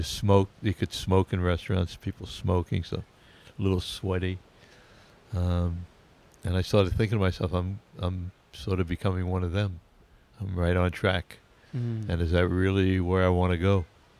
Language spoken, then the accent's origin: English; Oceanside, New York, United States; Oceanside, Long Island.